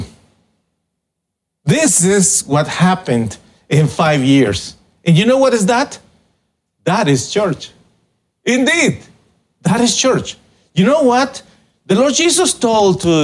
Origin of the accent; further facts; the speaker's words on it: Guatemala; moved away; I was born in Guatemala and I am the pastor